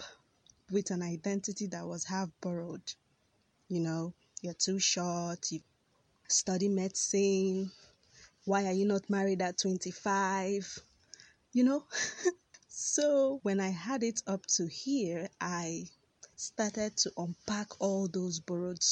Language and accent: English; Nigeria; born and bred in Nigeria